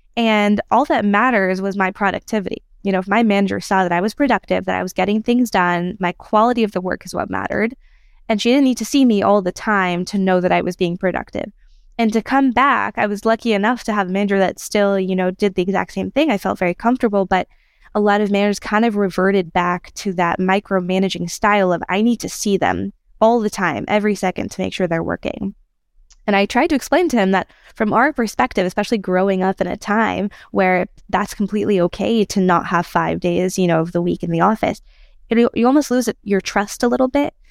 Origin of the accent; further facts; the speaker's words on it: United States; moved away as an adult; now in Israel; I'm from America and from Israel, and I've been in Israel for two years now